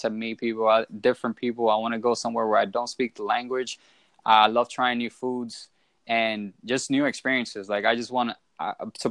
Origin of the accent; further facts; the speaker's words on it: New York City, New York, United States; moved away as an adult; also born or lived in Orlando, Florida; I was born and raised in the Bronx.